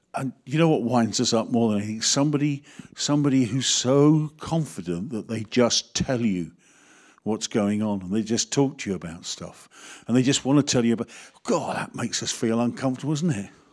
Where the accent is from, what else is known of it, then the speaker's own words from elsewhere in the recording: United Kingdom; we are so British.